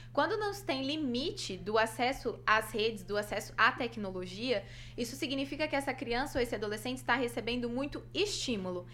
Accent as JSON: {"language": "Portuguese", "town": "Cianorte", "region": "Paraná", "country": "Brazil", "also_born_or_lived": "Maringá", "said": "saí de casa, vim morar sozinha, né? Eu sou de Cianorte."}